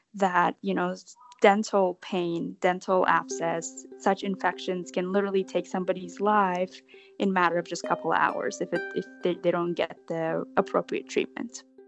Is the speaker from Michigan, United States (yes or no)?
no; West Palm Beach, Florida, United States; moved away; I'm from West Palm Beach, Florida.